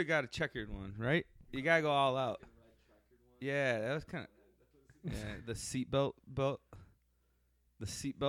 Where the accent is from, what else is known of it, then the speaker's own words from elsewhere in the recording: Sandwich, United States; Growing up in Sandwich as a little kid was a fucking weird town.